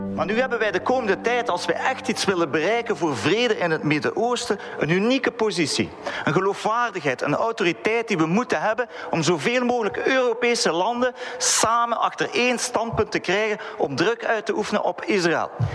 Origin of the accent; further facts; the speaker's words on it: Belgium; als Belg